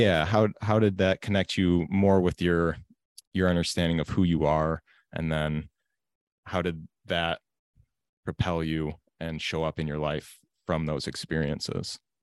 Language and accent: English; United States; growing up in America